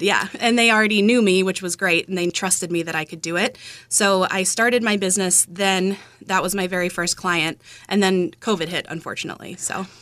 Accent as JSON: {"language": "English", "town": "Marshfield", "region": "Massachusetts", "country": "United States", "tie": "born or raised there", "moved": "yes", "said": "I grew up in Marshfield"}